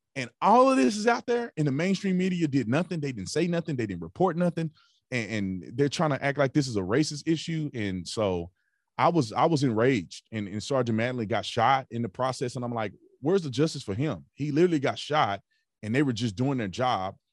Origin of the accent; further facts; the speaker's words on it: Fort Worth, Texas, United States; I grew up in Fort Worth, Texas